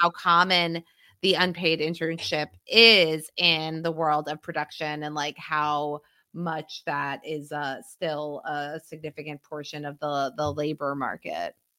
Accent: Pennsylvania, United States; my home state of Pennsylvania

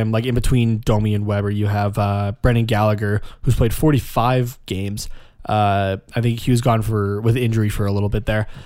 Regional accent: Canada; I'm, I'm Canadian. Yeah. I'm not French Canadian, but I'm Canadian.

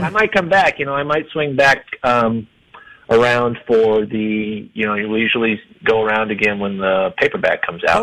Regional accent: Iowa, United States; now in Denver, United States; I'm from Iowa

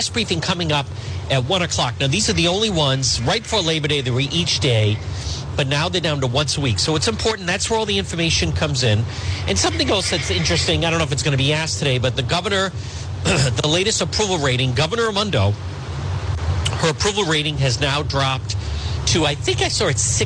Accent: Cranston, Rhode Island, United States; I grew up in Edgewood

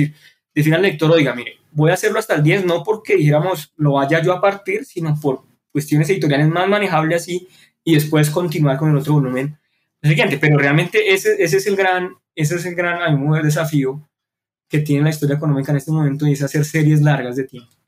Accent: Colombia; born there; estamos viendo este curso pues porque nacimos en Colombia

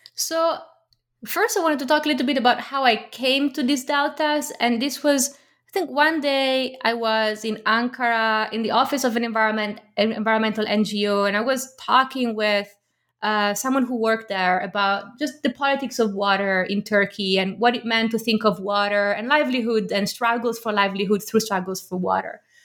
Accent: Milan, Lombardy, Italy; moved away; We had Turkish neighbors, uh, growing up in Milan

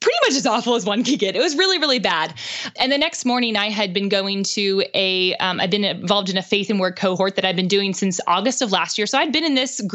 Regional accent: Pittsburgh, Pennsylvania, United States; now in Nashville, United States; he's from Pittsburgh, which is where I'm from

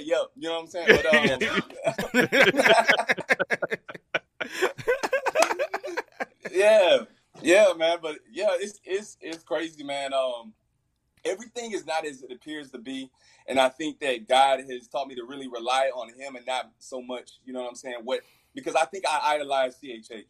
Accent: Fort Worth, Texas, United States; I'm from Fort Worth

